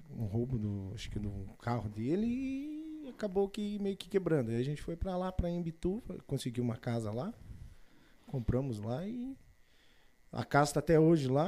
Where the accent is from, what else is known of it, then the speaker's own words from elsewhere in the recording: Irati, Paraná, Brazil; moved away as an adult; Eu sou nascido e quase criado lá em Irati, em Bituva, ali, aquela região Paraná, ali de Ponta Grossa. Então, é, aí vim para cá nos meus 18 anos para servir o Exército Brasileiro